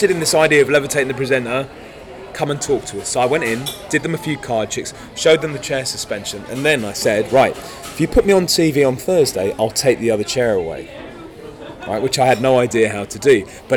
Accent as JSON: {"language": "English", "country": "France", "tie": "born or raised there", "moved": "yes", "lives_now": "United Kingdom", "said": "I was born in France. So I was already a fluent French speaker."}